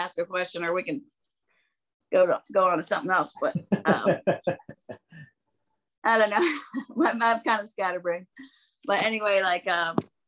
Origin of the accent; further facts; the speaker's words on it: Bellingham, Washington, United States; moved away; also born or lived in Nashville; growing up in Bellingham, Washington